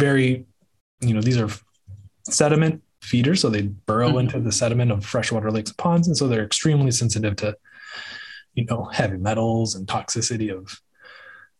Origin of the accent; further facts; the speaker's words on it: Dallas, Texas, United States; I grew up here in the North Texas area